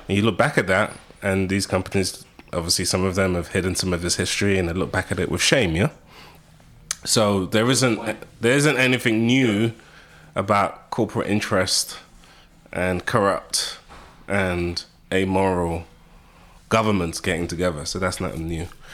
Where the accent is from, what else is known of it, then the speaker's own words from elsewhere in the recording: United Kingdom; accent: British; moved away as an adult; now in United States; being British, having a British accent